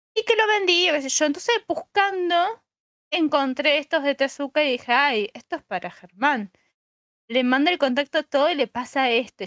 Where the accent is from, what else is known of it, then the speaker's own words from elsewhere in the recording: Santa Fe, Argentina; yo soy de Santa Fe Capital